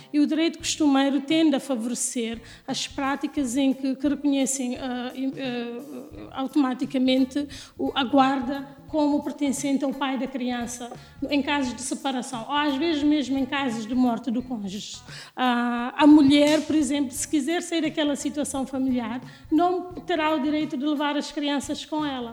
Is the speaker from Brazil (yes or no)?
no; Guinea-Bissau; also born or lived in United States; now in Lisbon, Portugal; eu sou da Guiné